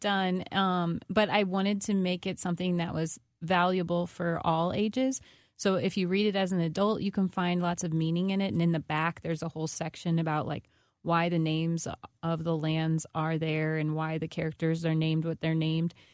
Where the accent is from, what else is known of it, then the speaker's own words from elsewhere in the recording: Washington, Missouri, United States; I'm from Washington, Missouri